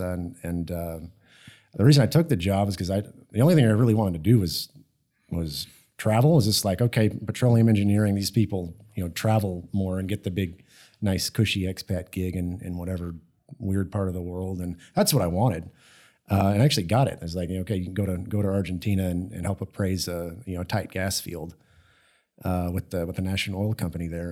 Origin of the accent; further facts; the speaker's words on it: Austin, Texas, United States; also born or lived in Houston, Texas; growing up in Texas, I, I, I grew up in Austin